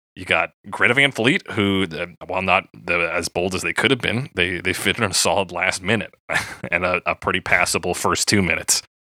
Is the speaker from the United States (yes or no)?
no; Calgary, Alberta, Canada; I wasn't born in Calgary, but they just meant I was born in, like, the Foothills Hospital